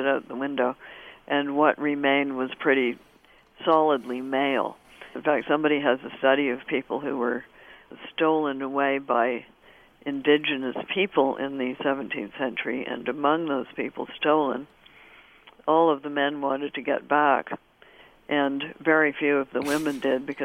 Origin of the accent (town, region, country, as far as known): Canada